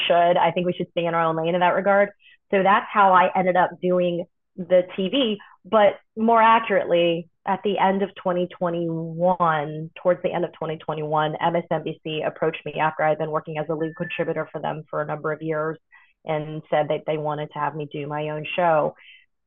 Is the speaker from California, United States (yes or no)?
no; Miami, Florida, United States; also born or lived in New York / Tuscaloosa, Alabama; grew up in Tuscaloosa, Alabama, and then Miami, Florida